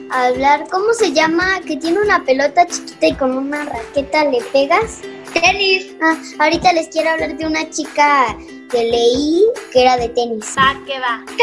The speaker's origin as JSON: {"language": "Spanish", "town": "Tampico", "region": "Tamaulipas", "country": "Mexico", "moved": "yes", "said": "El primero es un equipo de donde yo vengo que se llama Tampico Madero."}